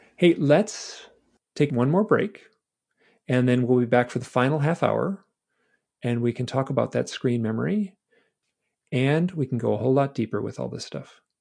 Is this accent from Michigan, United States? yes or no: yes; Michigan, United States; I'm from Michigan